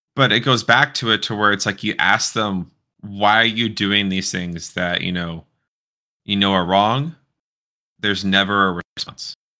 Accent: Houston, Texas, United States; moved away; I'm actually originally from the same part of Texas as you

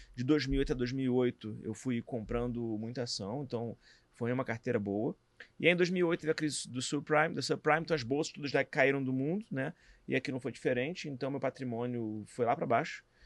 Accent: Rio de Janeiro, Brazil; também sou do Rio

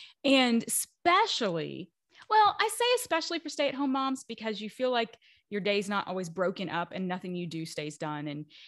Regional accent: Kentucky, United States; also born or lived in Washington, D.C.; I was born and raised in Kentucky. And then I was in the DC area for 10 years before we came here.

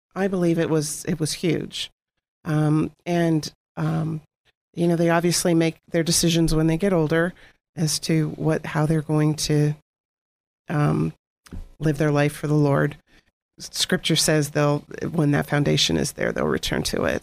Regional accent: Girard, Pennsylvania, United States; I, I grew up, we both grew up in Girard

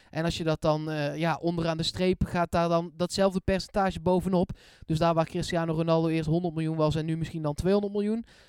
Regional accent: Eindhoven, North Brabant, Netherlands; ik kom uit Eindhoven en ik speelde bij de voetbalvereniging die nu Wodan heet, dat is in Woensel

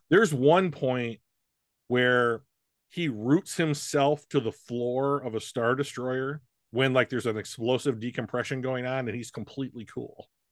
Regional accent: United States; as an American and a guy

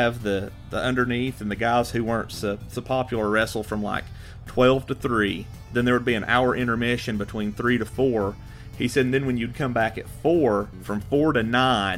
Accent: Asheville, North Carolina, United States; I'm from outside of Asheville

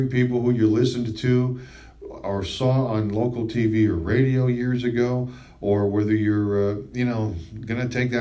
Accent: East Brunswick, New Jersey, United States; I grew up in North Central New Jersey, in East Brunswick, New Jersey, about a 35 mile straight line shot

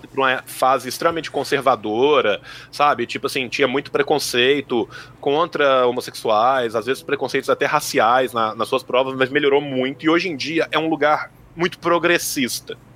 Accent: Pompéu, Minas Gerais, Brazil; eu sou de Pompeu, que é uma cidade no interior de Minas

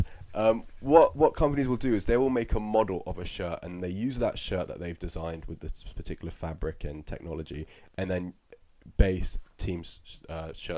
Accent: England, United Kingdom; we're English

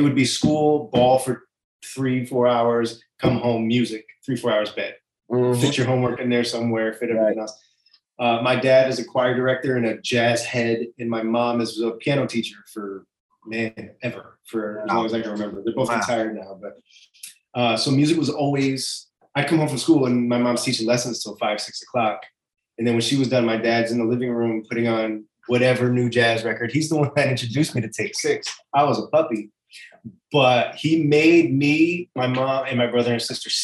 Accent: Pittsfield, Massachusetts, United States; moved away as an adult; also born or lived in New York; I grew up in the Berkshires in a small town called Pittsfield, Massachusetts.

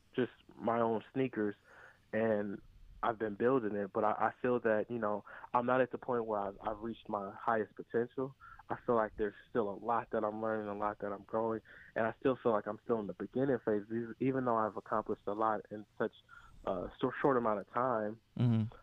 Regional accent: Cleveland, Ohio, United States; I'm from Cleveland

